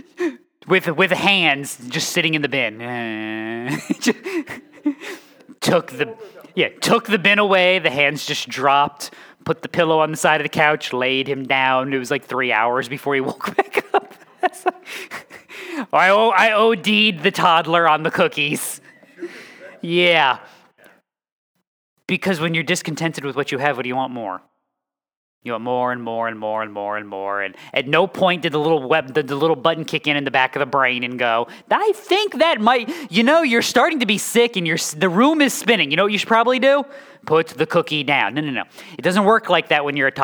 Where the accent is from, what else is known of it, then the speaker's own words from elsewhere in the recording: New England, United States; also born or lived in the South (US); now in Midwest, United States; I am from New England. I have lived in the South, and I am now in the Midwest.